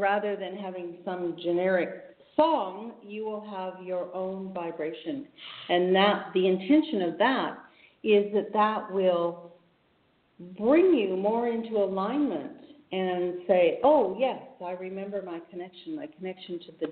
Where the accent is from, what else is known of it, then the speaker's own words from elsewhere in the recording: Edmonton, Alberta, Canada; I was born in Edmonton